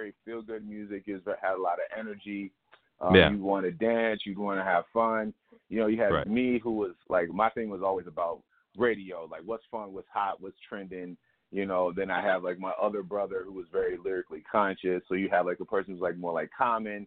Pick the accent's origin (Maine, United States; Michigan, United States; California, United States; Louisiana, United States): Michigan, United States; Lansing; now in Los Angeles, United States; I was born in Lansing, Michigan